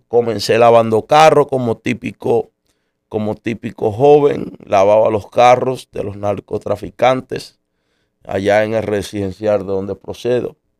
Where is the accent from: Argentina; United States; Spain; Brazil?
United States; En marzo del 79 nací yo en los Estados Unidos.